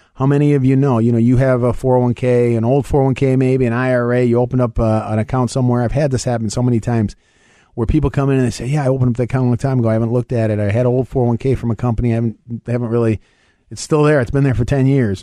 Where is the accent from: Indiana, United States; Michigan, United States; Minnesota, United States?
Michigan, United States; I'm from Michigan